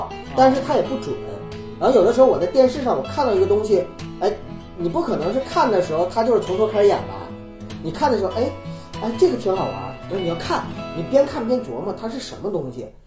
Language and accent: Chinese; Northeast China, China; accent: Northeastern Mandarin; 我们东北话